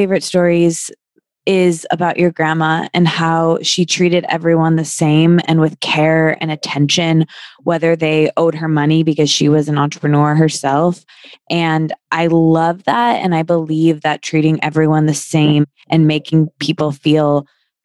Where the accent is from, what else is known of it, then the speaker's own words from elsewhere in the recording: Midwest, United States; I grew up in the Midwest and single mom